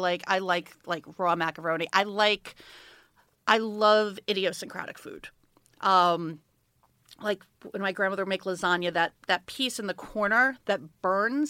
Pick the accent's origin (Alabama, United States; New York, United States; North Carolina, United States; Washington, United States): New York, United States; I grew up in New York. I grew up in Brooklyn